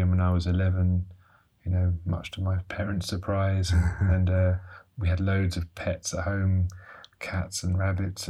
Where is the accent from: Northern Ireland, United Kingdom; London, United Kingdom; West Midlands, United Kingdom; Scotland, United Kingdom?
London, United Kingdom; we grew up in London